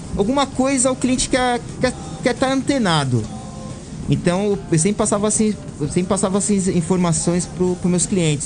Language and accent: Portuguese; São Paulo, Brazil; sou, sou, sou paulista, sou de São Paulo